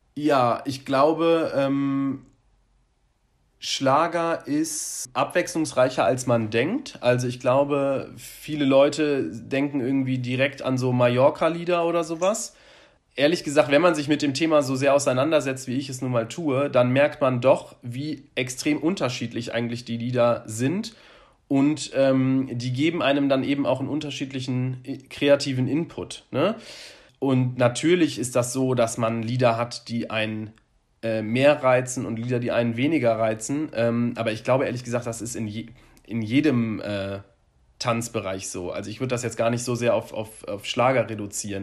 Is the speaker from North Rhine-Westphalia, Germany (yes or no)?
yes; Bonn, North Rhine-Westphalia, Germany; also born or lived in Cologne; ich komme ja aus Bonn und habe dann ja danach ein paar Jahre in Köln gewohnt